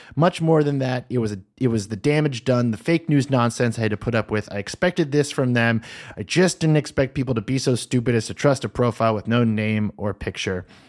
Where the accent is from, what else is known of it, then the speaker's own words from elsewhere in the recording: United States; I, as an American